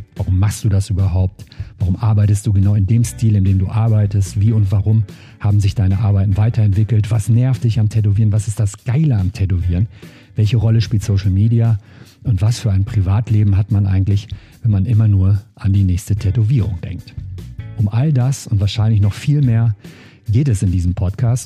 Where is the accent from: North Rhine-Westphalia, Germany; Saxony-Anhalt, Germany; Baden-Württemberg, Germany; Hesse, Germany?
North Rhine-Westphalia, Germany; Cologne; von meinem Heimatort Köln, von meiner Wohnung